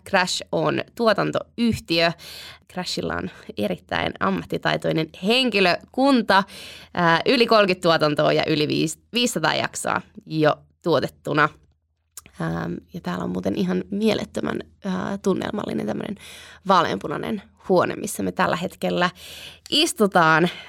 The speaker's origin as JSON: {"language": "Finnish", "town": "Sipoo", "region": "Uusimaa", "country": "Finland", "tie": "born or raised there", "moved": "as an adult", "lives_now": "Helsinki, Finland", "said": "olen helsinkiläinen, mutta koko lapsuuteni kasvanut Sipoossa"}